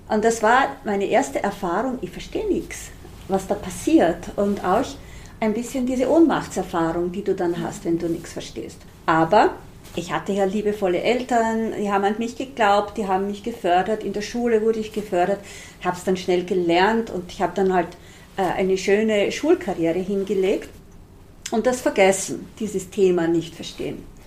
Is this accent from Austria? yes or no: yes; Styrian border region, Austria; Eine kleine, kleinbäuerliche Familie in einer steirischen Grenzregion. Wir waren wirklich so im hintersten Winkel, im hintersten Tal. Und dort, wo ich aufgewachsen bin, da gab es nichts